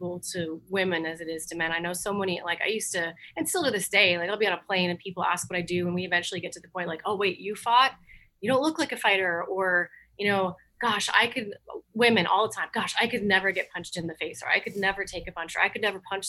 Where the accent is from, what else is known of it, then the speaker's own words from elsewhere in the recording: Overland Park, Kansas, United States; I grew up in Overland Park.